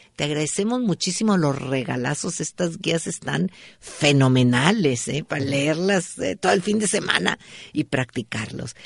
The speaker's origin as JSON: {"language": "Spanish", "region": "northern Mexico", "country": "Mexico", "said": "como bueno norteño"}